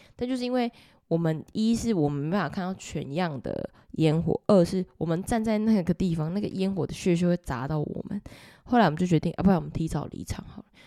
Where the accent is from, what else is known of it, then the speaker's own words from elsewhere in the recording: Taiwan; 我们都是台湾人